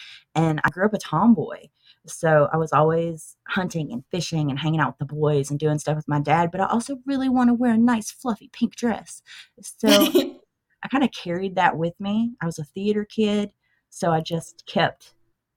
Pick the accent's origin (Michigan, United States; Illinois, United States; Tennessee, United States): Tennessee, United States; I was born and bred in Tennessee.